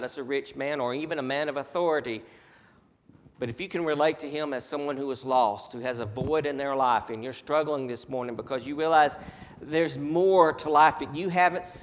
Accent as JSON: {"language": "English", "country": "United States", "said": "we as American Christians"}